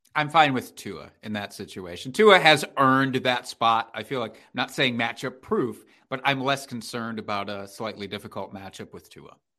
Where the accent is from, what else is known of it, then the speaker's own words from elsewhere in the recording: Iowa, United States; I'm from Iowa